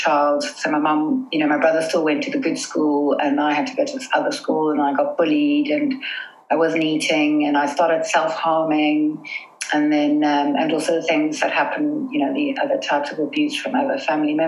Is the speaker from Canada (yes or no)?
no; South Africa; now in London, United Kingdom; we grew up in South Africa